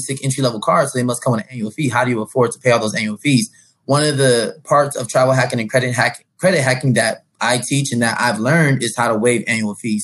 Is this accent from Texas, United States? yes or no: no; San Diego, California, United States; I'm from San Diego, California.